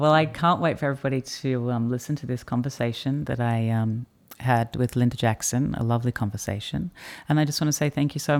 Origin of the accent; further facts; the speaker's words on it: Australia; moved away; as someone who has lived overseas for the last sort of 12 years and part of my identity is about being an Australian who doesn't live here